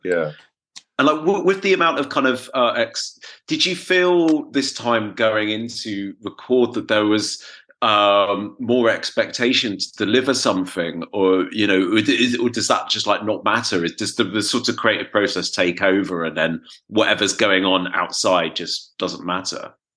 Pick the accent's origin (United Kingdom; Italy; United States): United Kingdom; England; moved away as an adult; now in Berlin, Germany; being English